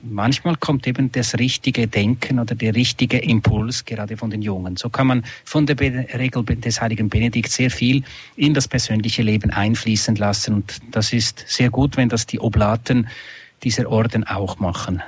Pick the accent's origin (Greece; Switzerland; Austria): Switzerland; in Einsiedeln bei uns in der Schweiz